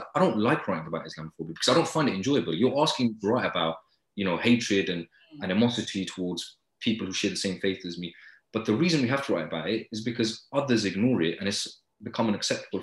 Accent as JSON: {"language": "English", "town": "Luton", "region": "East of England", "country": "United Kingdom", "tie": "born or raised there", "said": "growing up in Luton, where more than 4 in 10 children live in poverty"}